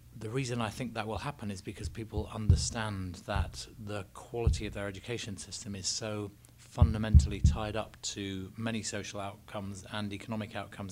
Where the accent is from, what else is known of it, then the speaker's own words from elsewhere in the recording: England, United Kingdom; I'm English.